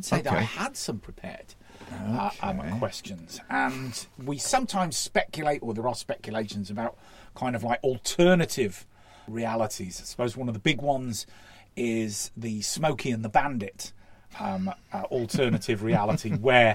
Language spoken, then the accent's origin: English; Llandudno, Wales, United Kingdom; used to have a theatre residence in Llandudno, my hometown